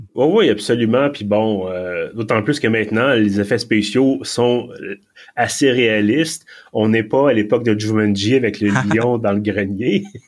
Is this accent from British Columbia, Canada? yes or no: no; Quebec, Canada; accent: Quebec; je parlais en anglais avec mon accent du Québec